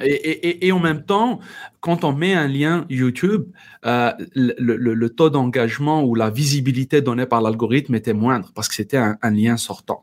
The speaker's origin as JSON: {"language": "French", "country": "Algeria", "also_born_or_lived": "Paris, France", "first_language": "Berber (Tamazight)", "second_language": "French", "moved": "as an adult", "said": "j'ai eu dans mon pays d'origine, Algérie, l'occasion d'intégrer la radio nationale et j'ai produit, animé une des premières émissions en, dans ma langue euh, maternelle, le berbère"}